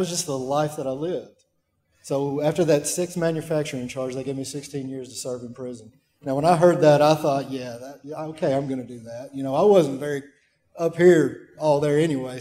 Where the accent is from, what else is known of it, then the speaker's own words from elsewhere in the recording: Waverly, Tennessee, United States; my hometown of Waverly, Tennessee